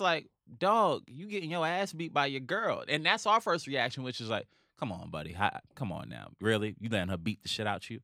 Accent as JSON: {"language": "English", "town": "New York City", "region": "New York", "country": "United States", "said": "I'm from Harlem"}